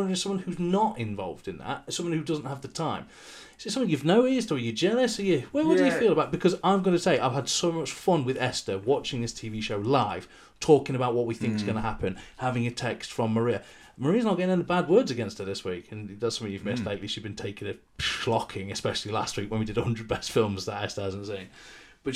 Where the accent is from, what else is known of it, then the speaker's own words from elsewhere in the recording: United Kingdom; We're British